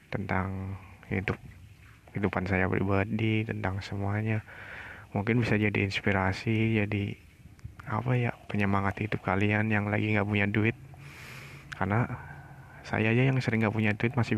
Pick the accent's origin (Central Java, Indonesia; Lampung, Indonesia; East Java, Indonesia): Central Java, Indonesia; Tegal; saya dari Tegal tapi bukan anak nakal